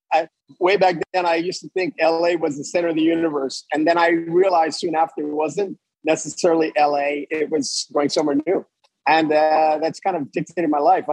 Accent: Montreal, Quebec, Canada; moved away as an adult; also born or lived in Los Angeles / Fort Lauderdale; I grew up in Montreal, and I lived in an area of Montreal which was predominantly English-speaking

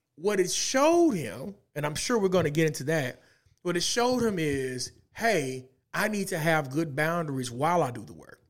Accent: Little Rock, Arkansas, United States; moved away; I was born and raised in the east side of Little Rock

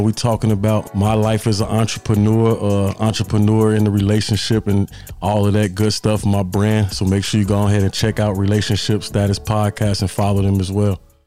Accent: Chicago, Illinois, United States; also born or lived in Florence, South Carolina; now in South Carolina, United States; I'm from Chicago, uh, residing in South Carolina right now

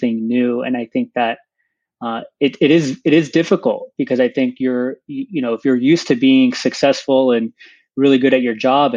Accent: San Diego, California, United States; I grew up in San Diego

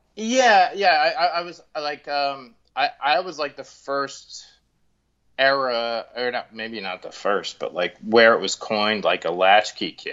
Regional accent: Collingswood, New Jersey, United States; I grew up in Collingswood

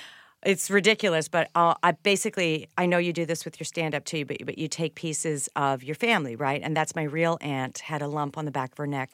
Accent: Winnipeg, Manitoba, Canada; I am. I'm Canadian and a middle child, which is why we are annoyingly nice.

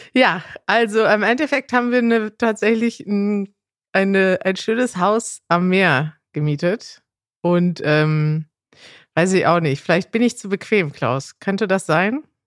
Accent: Münster, North Rhine-Westphalia, Germany; du lebst in der Stadt, aus der ich komme

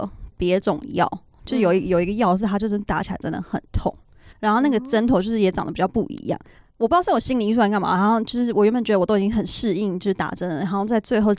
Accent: Taiwan; now in United States; 因为他好像知道我是台湾人

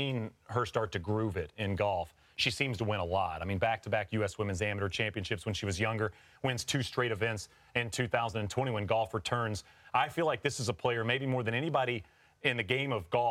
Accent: Crown Colony, Texas, United States; I grew up in the Crown Colony in Texas

